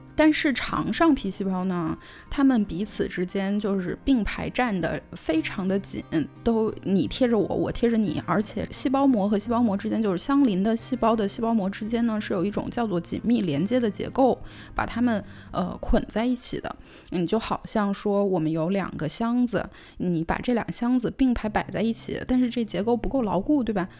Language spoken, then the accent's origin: Chinese; China; 作为我们中国人